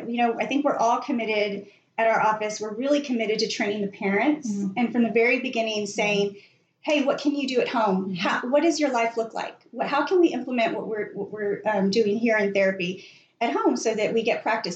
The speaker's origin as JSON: {"language": "English", "area": "the Rio Grande Valley", "region": "South Texas", "country": "United States", "tie": "born or raised there", "said": "I grew up in the Valley, South Texas. I'm a South Texas girl."}